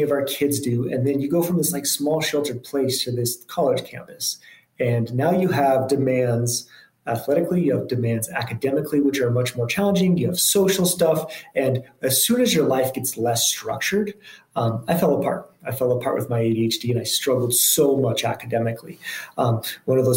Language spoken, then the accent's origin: English; Boulder, Colorado, United States; also born or lived in Memphis, Tennessee; I grew up in Boulder, Colorado, and kind of spent close to my whole childhood there. Spent a little bit of time in Memphis, Tennessee